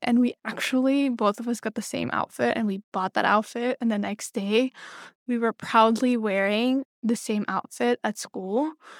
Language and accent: English; Belgium; moved away as an adult; now in New York City, United States; I was born and raised in Belgium